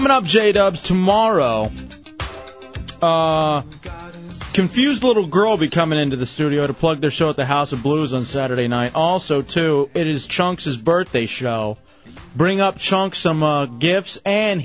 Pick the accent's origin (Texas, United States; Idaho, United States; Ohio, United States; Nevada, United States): Texas, United States; Dallas; growing up in Dallas